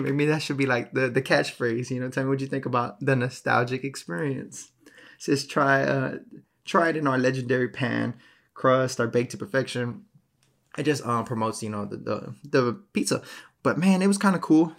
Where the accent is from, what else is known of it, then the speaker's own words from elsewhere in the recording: Texas, United States; I'm from Texas